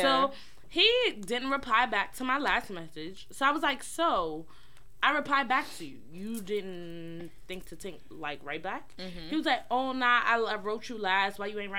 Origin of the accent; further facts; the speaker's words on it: New York City, New York, United States; Because I'm actually from New York. Like, don't get it fucked up. Like, I'm a Brooklyn chick.